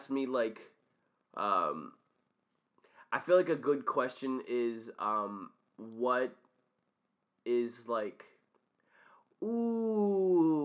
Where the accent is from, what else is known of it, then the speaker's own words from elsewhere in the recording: Windsor, Connecticut, United States; growing up in Windsor, Connecticut